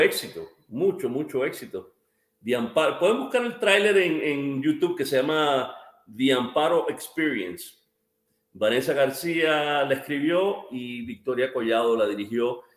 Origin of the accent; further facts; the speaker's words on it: Cuba; now in United States; como cubano